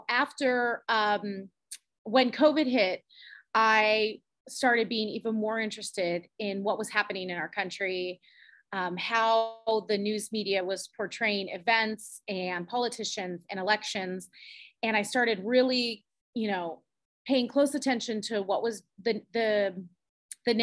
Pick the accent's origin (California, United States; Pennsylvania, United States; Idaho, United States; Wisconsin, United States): California, United States; moved away as an adult; now in Virginia, United States; we're originally from California. My husband and I were native Californians, born and raised there